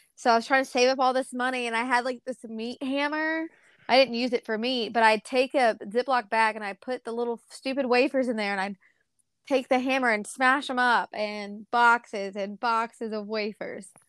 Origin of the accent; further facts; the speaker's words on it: Bethlehem, Georgia, United States; also born or lived in Charleston, South Carolina; now in Starkville, United States; I was actually born in Charleston, South Carolina, um, and then I was adopted, and my parents, or my, I say parents, it's my adopted mom and my adopted grandparents moved us to, um, Bethlehem, Georgia.